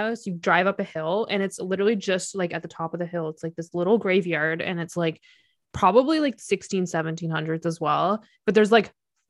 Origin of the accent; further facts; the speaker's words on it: Ajax, Ontario, Canada; so we're originally from Ajax